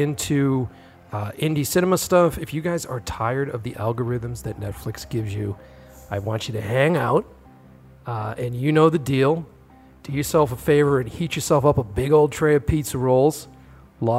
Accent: Boston, Massachusetts, United States; born or raised there

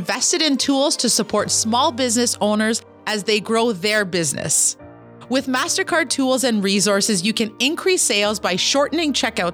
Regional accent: Kitigan Zibi Anishinabeg, Quebec, Canada; I'm an entrepreneur from Kitigan, Zibi, Anishinaabe

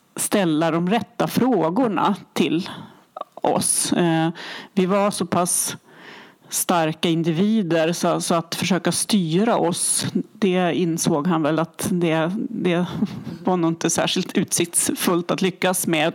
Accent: Härnösand, Västernorrland County, Sweden; Jag är ju uppvuxen i Härnösand.

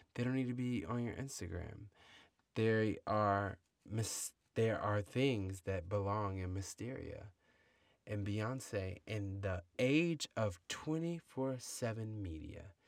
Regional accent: United States; we as American people

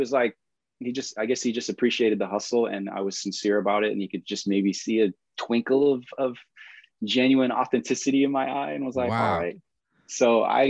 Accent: East Coast, United States; I guess just growing up on the East Coast and my brother having Technique turntables, sneaking down to the basement and messing up his records and needles, trying to figure out how to scratch.

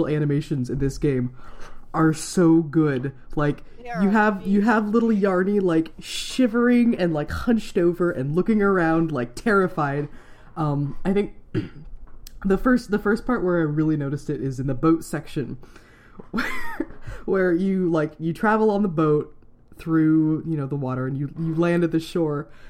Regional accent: Iowa, United States; I grew up in Iowa

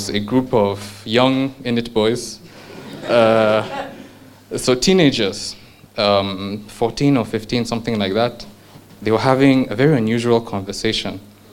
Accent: Nigeria; also born or lived in United Kingdom; I'm a Nigerian

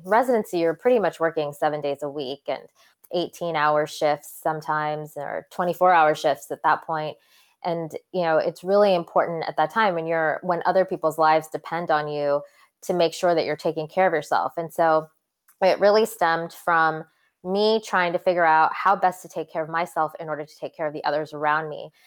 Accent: Santa Cruz, California, United States; also born or lived in London, England; So, I was actually born in London, England, and then my parents moved us to Santa Cruz, California, of all places. Um, when I was about ten, and so I pretty grew, pretty much grew up in Santa Cruz

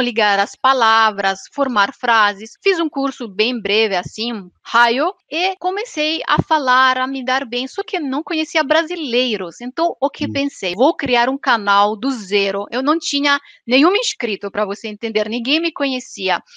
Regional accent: Transylvania, Romania; Portuguese is a second language; moved away as an adult; now in Italy; eu sou da Romênia da Transilvânia

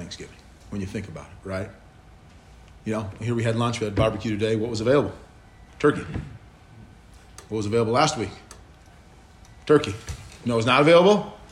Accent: Minnesota, United States; I'm from Minnesota

